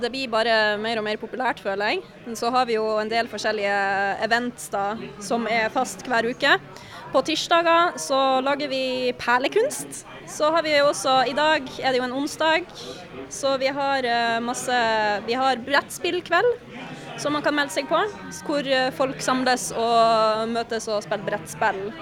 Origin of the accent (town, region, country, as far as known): Northern Norway, Norway; now in Oslo, Norway